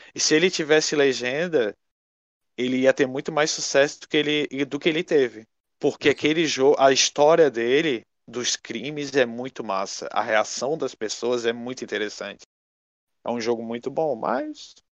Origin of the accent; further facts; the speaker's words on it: Brazil; a gente é brasileiro